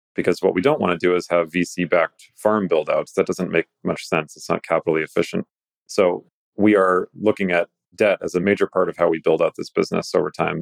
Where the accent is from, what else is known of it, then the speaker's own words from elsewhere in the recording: Greece; I'm a Greek. I was raised on Greek mythology